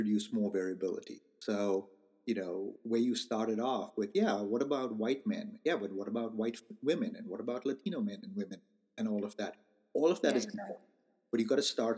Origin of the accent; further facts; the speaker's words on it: India; now in United States; I am Indian. I was born in India and I'm Indian American.